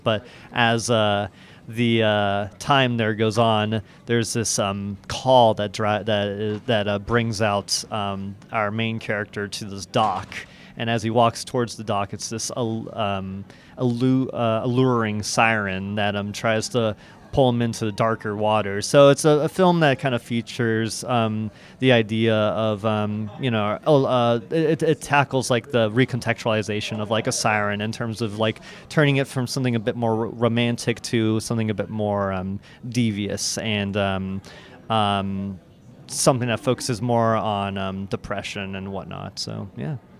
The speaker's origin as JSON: {"language": "English", "town": "Everett", "region": "Washington", "country": "United States", "tie": "born or raised there", "also_born_or_lived": "Seattle", "said": "I was, um, born and raised in Everett, Washington, and then, um, moved out to Seattle, um, right after high school"}